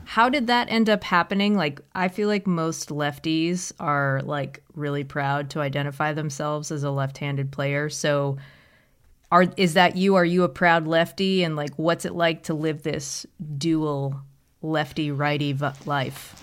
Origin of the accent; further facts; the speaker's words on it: Boston, Massachusetts, United States; I'm from Boston